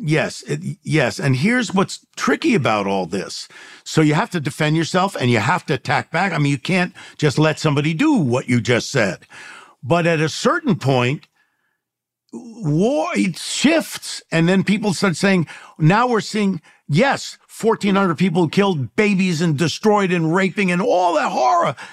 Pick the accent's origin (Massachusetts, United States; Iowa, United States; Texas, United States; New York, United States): New York, United States; New York City; now in Los Angeles, United States; I grew up in the Bronx and, and in New York and then out here in Los Angeles